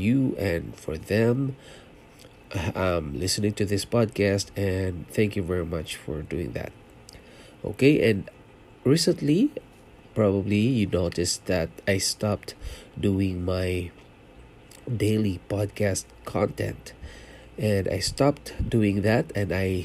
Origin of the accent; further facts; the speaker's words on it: Philippines; moved away as an adult; also born or lived in Singapore; now in Canada; I was born in Philippines. I'm a Filipino and I worked in Singapore for 5 years, leaving my family behind in Philippines